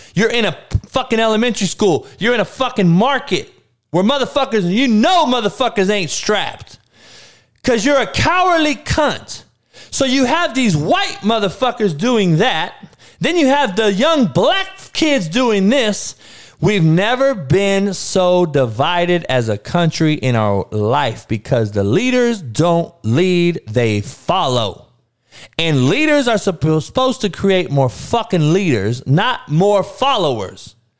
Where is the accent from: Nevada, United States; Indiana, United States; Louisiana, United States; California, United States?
California, United States; Compton; growing up in Compton, Looters Park to be exact